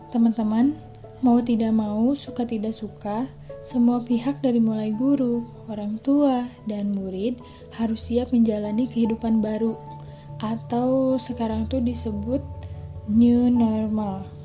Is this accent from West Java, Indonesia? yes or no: yes; Bandung, West Java, Indonesia; born there; Saya lahir di Bandung. Saya sedang menempuh kuliah di Universitas Islam Nusantara